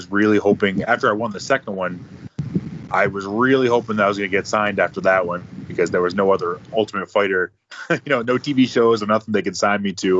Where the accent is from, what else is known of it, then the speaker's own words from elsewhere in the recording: Escanaba, Michigan, United States; I'm just proud to be from there and I want to represent my hometown